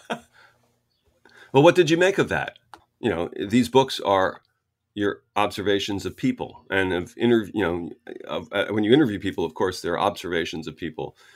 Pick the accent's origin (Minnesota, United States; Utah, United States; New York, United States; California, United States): New York, United States; Orange County; I grew up in Orange County, New York.